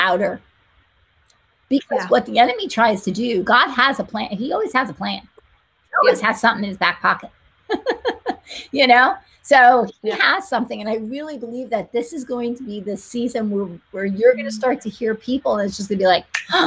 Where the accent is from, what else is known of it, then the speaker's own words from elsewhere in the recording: New Jersey, United States; I am from Jersey.